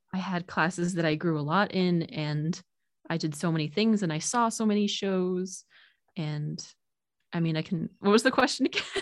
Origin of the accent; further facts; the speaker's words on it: New Jersey, United States; I'm originally from New Jersey